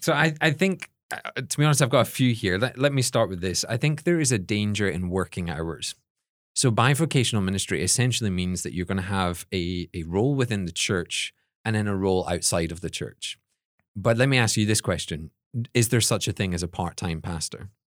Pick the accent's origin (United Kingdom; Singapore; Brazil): United Kingdom; Scotland; now in United States; the only Scottish people there